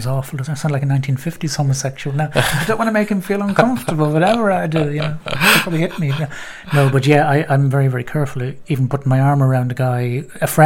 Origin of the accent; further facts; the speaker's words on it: Bray, Leinster, Ireland; moved away; I was back in my hometown of Bray